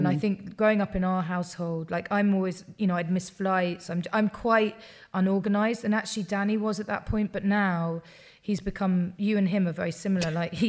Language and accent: English; United Kingdom; I grew up outside of London